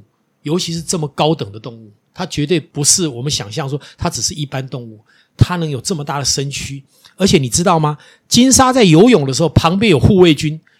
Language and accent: Chinese; Taiwan; 我我我我们台湾人好有钱哦，